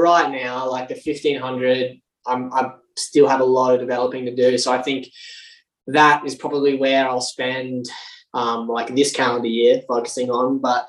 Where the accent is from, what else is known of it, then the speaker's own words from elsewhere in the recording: Alice Springs, Northern Territory, Australia; moved away; also born or lived in Toowoomba, Queensland; I actually grew up in Alice Springs.